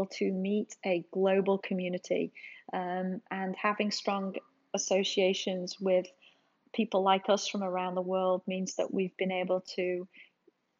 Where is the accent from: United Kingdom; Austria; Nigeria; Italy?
United Kingdom; England; now in United States; obviously you can tell I'm from England, but my family is ironically all over here in the States